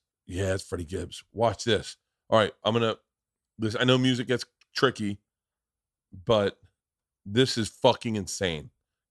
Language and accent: English; Florida, United States; And I can say that because I grew up in Florida.